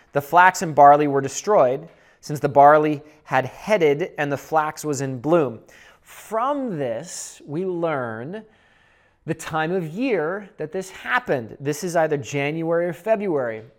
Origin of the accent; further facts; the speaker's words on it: Seattle, Washington, United States; moved away as an adult; also born or lived in Boulder, Colorado; I'm from the Northwest. I'm from Seattle. And when I was eighteen, I went to Boulder, Colorado